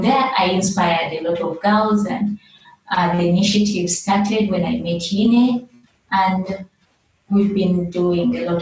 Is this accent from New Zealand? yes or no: no; Kampala, Central Region, Uganda; moved away as an adult; now in Juba, South Sudan; I was born in Kampala in Uganda.